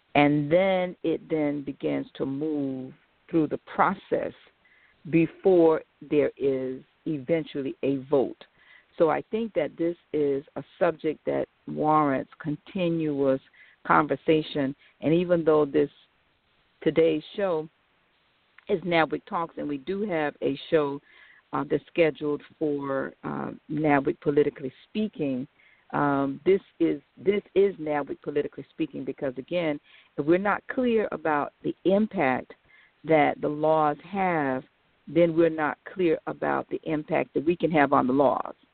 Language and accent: English; United States; We, as American blacks